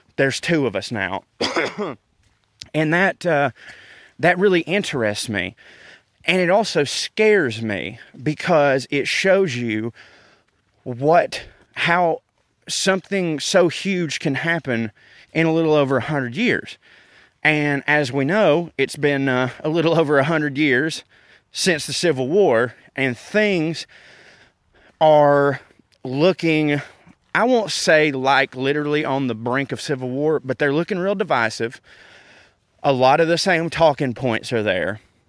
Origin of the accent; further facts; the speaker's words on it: the South, United States; It does bother me when people assume that because I'm from the South, I'm a bigoted dum-dum.